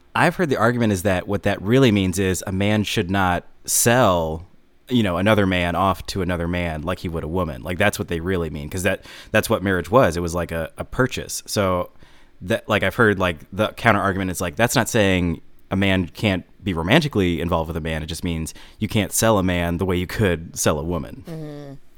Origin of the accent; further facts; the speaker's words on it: Lombard, Illinois, United States; I am from Lombard, Illinois